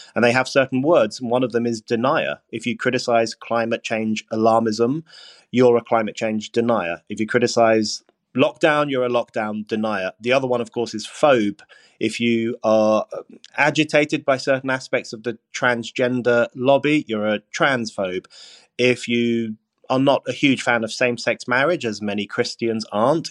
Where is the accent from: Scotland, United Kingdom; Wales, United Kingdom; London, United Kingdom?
London, United Kingdom; I grew up in Burnt Oak in northwest London, in a large family, in a council house